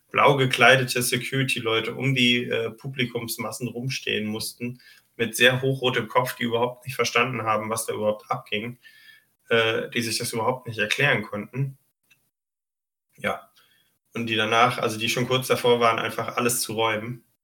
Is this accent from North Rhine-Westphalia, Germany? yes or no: yes; Düsseldorf, North Rhine-Westphalia, Germany